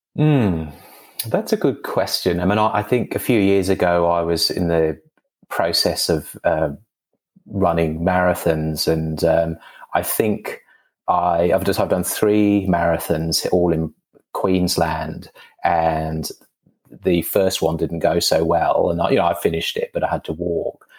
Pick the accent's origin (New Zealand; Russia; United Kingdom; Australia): United Kingdom; England; moved away; I'm I'm English, you know, but uh, when I was mm. living in England in the the 90s or so